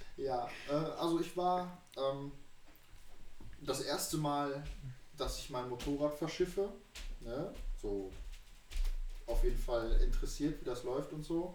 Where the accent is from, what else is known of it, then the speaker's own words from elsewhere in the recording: Düsseldorf, North Rhine-Westphalia, Germany; moved away; bei uns in Düsseldorf